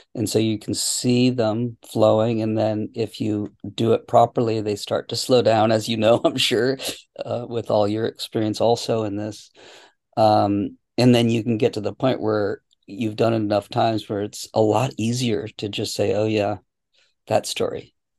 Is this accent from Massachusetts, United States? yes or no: yes; Boston, Massachusetts, United States; moved away as an adult; now in California, United States; I grew up in Boston, so I I know the uh, the cold winters.